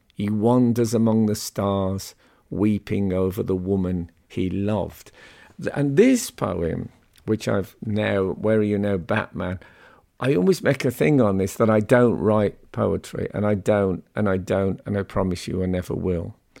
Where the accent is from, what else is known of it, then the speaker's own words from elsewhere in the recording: West Midlands, United Kingdom; growing up in the West Midlands